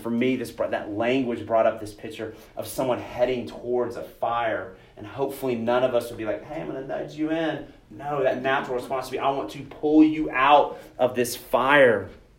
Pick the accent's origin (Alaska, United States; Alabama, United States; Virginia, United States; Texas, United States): Texas, United States; I grew up in Texas, went to a camp called Pine Cove